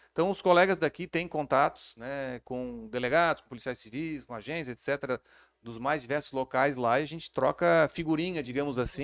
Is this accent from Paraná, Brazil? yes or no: no; Florianópolis, Santa Catarina, Brazil; eu sou de Florianópolis, é, nascido e criado lá